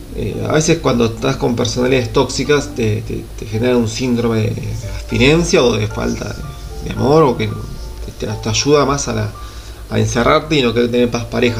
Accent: Buenos Aires Province, Argentina; moved away; soy del conurbano de Gran Buenos Aires, eh, viví en la ciudad humilde

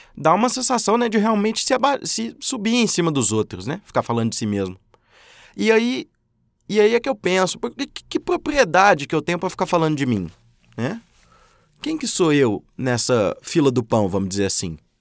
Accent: Minas Gerais, Brazil; also born or lived in Uberlândia, Minas Gerais; Moro em Uberlândia, Minas Gerais. Sou mineiro

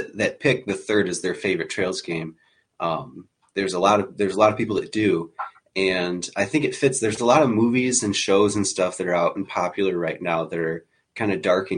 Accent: Michigan, United States; I'm from Michigan

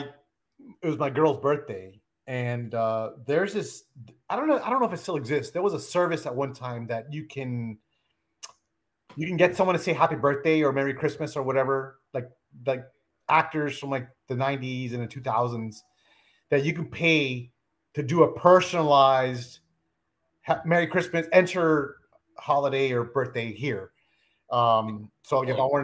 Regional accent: South Florida, United States; growing up in South Florida

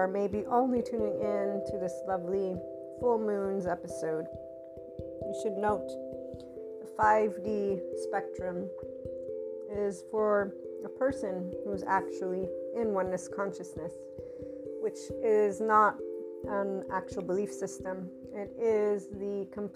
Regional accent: United States; as an American student

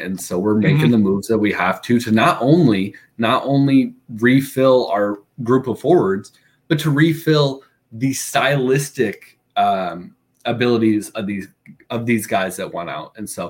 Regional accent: Peoria, Illinois, United States; I grew up in Peoria, Illinois

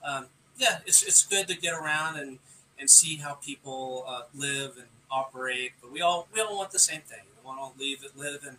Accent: San Jose, California, United States; also born or lived in Texas; I'm originally from San Jose, and I spent many years here, and then I moved to Texas

